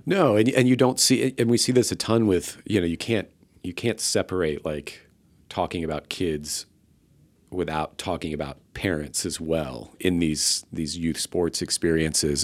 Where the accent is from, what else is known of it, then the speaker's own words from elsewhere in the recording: Tampa, Florida, United States; moved away as an adult; now in Austin, United States; I'm from the Tampa Bay area